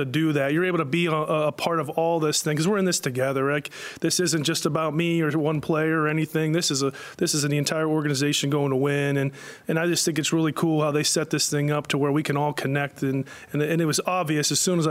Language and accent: English; Pittsburgh, Pennsylvania, United States; moved away; I grew up in Pittsburgh